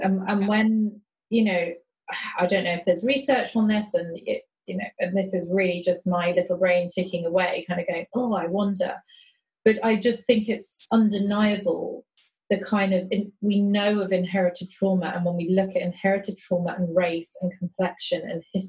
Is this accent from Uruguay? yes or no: no; London, United Kingdom; I grew up in South London, a very kind of, you know, mixed area